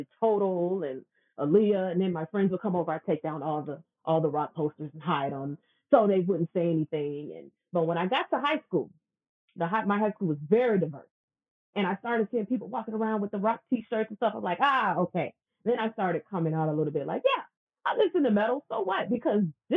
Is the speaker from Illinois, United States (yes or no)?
yes; Chicago, Illinois, United States; Raised on the south side of Chicago